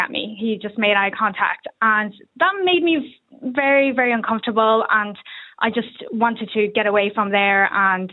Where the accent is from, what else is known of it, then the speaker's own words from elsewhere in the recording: Ireland; I grew up in Ireland, I was raised in Ireland. I've been in Ireland for the last 27 years.